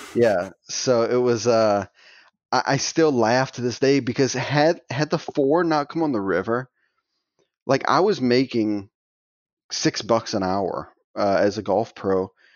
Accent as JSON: {"language": "English", "town": "Thibodaux", "region": "Louisiana", "country": "United States", "said": "I'm from, um, little tiny town called Thibodeau, Louisiana. It's kinda in the middle of the swamp, more or less, south of New Orleans"}